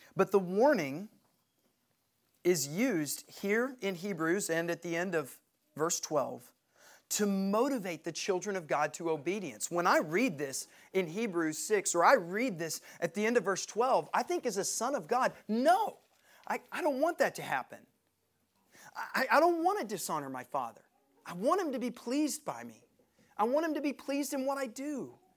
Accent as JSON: {"language": "English", "town": "Knoxville", "region": "Tennessee", "country": "United States", "said": "We're from Knoxville."}